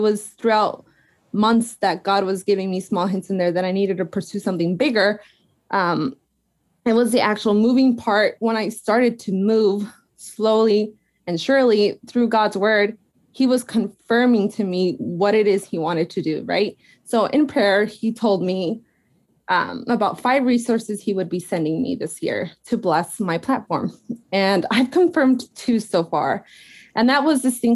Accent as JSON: {"language": "English", "region": "Arizona", "country": "United States", "tie": "born or raised there", "also_born_or_lived": "Portland, Oregon", "moved": "as an adult", "said": "I grew up in Arizona, so I'm used to the sun"}